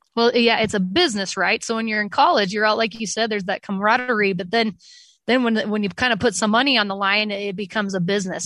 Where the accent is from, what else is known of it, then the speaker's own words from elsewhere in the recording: Utah, United States; I grew up in Utah